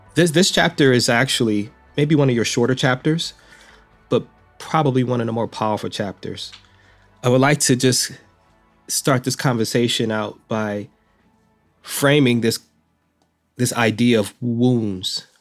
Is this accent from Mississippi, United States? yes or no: no; Detroit, Michigan, United States; I'm from Detroit, I was born in Detroit